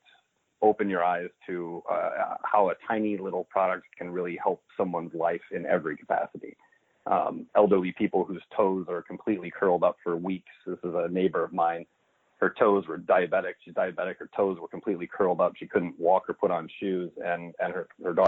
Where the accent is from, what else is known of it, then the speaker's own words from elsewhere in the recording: Northwest Indiana, United States; also born or lived in Chicago, Illinois; I grew up in what's called the region. It's Northwest Indiana, right outside Chicago